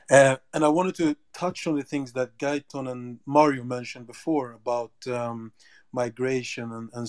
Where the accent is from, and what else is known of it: South Africa